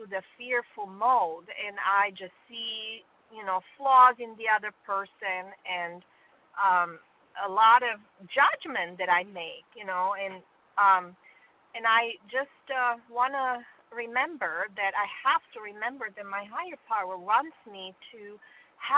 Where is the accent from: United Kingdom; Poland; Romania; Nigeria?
Romania; now in Greenville, United States; I'm originally from Romania